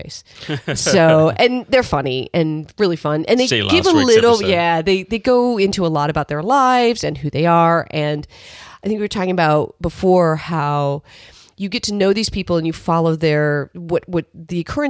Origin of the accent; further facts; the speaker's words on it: Midwest, United States; moved away; I grew up in the Midwest.